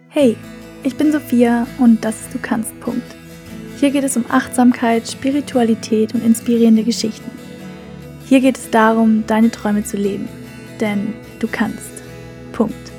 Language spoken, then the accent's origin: German; Germany; moved away as an adult; now in Lisbon, Portugal; mit diesem Flug nach Lissabon habe ich Freunde, Familie und meine Heimat hinter mir gelassen